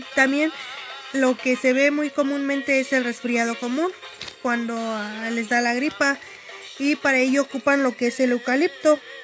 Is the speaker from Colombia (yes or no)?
no; Acambay de Ruiz Castañeda, State of Mexico, Mexico; Pertenezco al municipio de Acambay de Ruiz Castañeda, vivo en la comunidad de Gansda Acambay